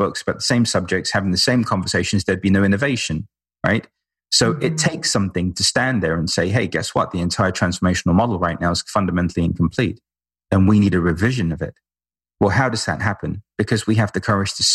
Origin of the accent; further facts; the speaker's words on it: London, United Kingdom; We're both from London, both lived in, you know, ashrams